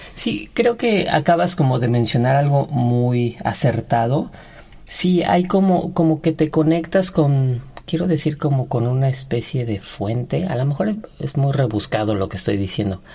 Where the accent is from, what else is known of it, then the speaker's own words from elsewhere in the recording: Ixtapan de la Sal, State of Mexico, Mexico; now in Mexico City, Mexico; yo soy de Ixtapan de la Sal, Estado de México